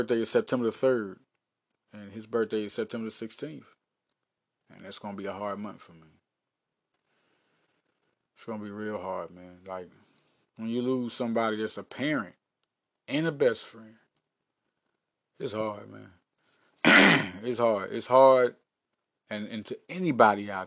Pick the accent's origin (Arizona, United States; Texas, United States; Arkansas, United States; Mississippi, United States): Arkansas, United States; Little Rock; I was raised in Little Rock, Arkansas.